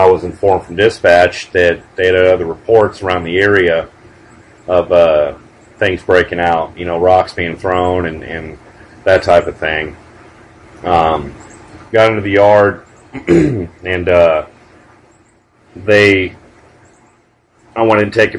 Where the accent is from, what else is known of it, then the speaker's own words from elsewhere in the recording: Antelope Valley, California, United States; I grew up in the Antelope Valley